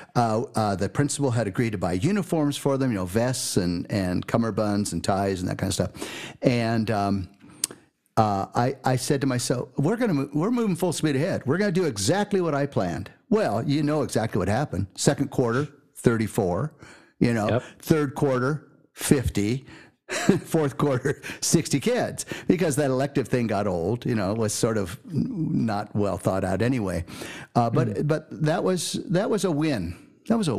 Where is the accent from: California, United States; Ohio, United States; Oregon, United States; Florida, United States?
California, United States; also born or lived in Milwaukee / Mount Shasta; born and raised in California